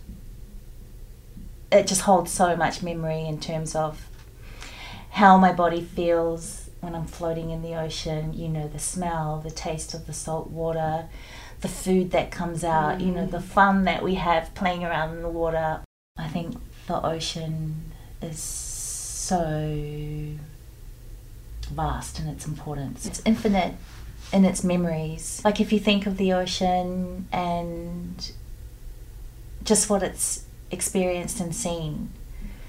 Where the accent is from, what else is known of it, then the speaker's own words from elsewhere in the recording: Samoa; I'm a Pacific Islander and I grew up in Samoa on a beach